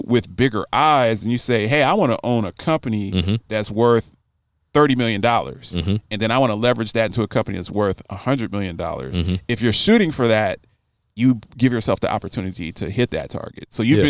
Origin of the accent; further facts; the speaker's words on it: Baltimore, Maryland, United States; I grew up in Baltimore.